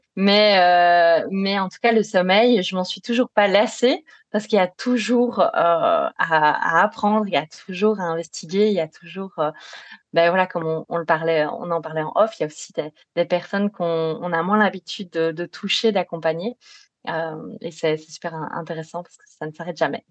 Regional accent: Belgium; accent: Belgian; je suis belge, ce qui explique euh, un petit accent éventuellement

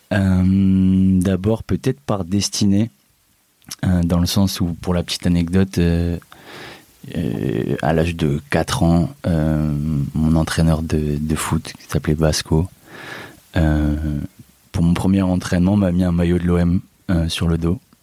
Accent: Amiens, Hauts-de-France, France; moved away as an adult; now in Marseille, France; c'est là-bas que je suis né, que j'ai fait mes études

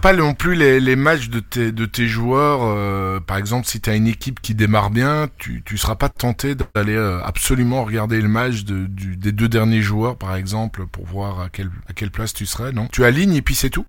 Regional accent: Belgium; chez nous en Belgique

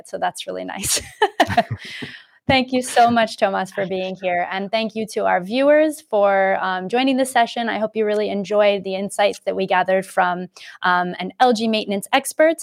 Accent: United States; moved away as an adult; now in Europe; I am in Europe, but I'm American

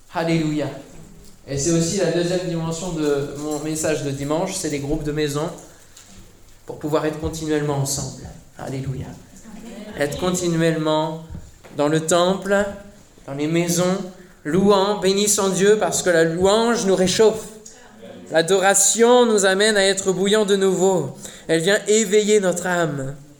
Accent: Mulhouse, Grand Est, France; On vient de Mulhouse

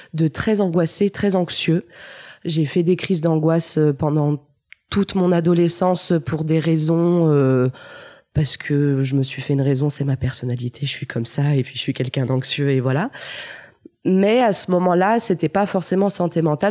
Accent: Lyon, Auvergne-Rhône-Alpes, France; Je suis née à Lyon et ai grandi à Lyon

